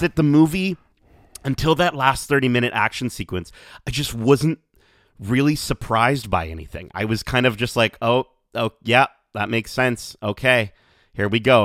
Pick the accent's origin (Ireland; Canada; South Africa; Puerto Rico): Canada; as a Canadian